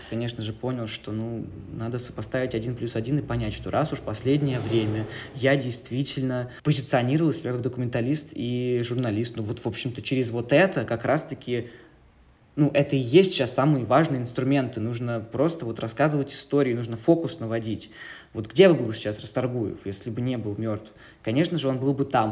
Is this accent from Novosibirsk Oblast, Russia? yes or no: yes; Novosibirsk, Novosibirsk Oblast, Russia; moved away; also born or lived in Moscow; Я журналист и документалист, изначально из Новосибирска